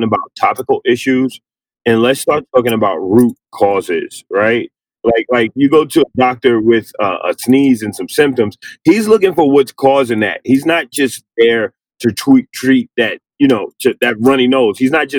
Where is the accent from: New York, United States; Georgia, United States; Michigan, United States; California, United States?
New York, United States; New York City; I'm from the South Bronx